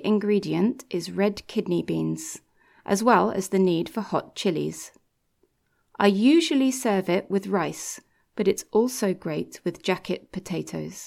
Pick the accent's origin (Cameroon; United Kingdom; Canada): United Kingdom; England; I'm from England